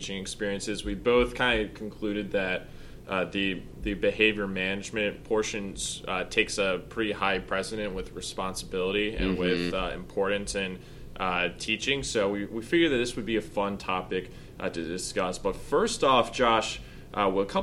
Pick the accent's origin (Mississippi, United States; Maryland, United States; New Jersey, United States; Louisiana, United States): Maryland, United States; Maryland was my hometown, my home state